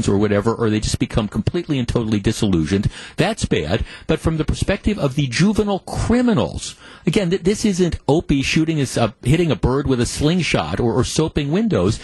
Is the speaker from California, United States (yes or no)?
no; Glendale, Wisconsin, United States; I grew up on the North Shore, grew up in Glendale